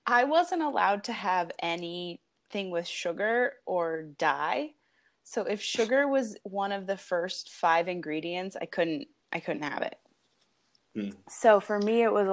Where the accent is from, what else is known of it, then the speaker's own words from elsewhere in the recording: New Jersey, United States; now in Los Angeles, United States; I am from New Jersey.